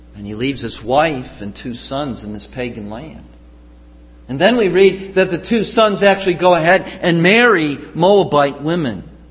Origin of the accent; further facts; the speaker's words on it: Chicago, Illinois, United States; When I was growing up in the Chicago area